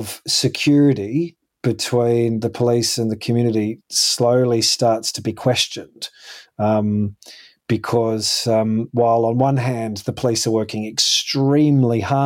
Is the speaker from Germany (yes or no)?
no; Perth, Western Australia, Australia; I remember growing up in Perth